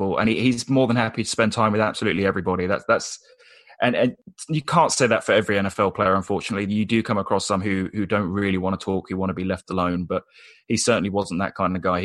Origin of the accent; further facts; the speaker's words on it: United Kingdom; a British guy